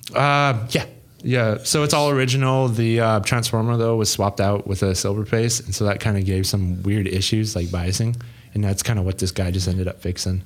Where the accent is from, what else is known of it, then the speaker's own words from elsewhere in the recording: Montana, United States; also born or lived in Troy, Ohio; now in Ohio, United States; I'm originally from Montana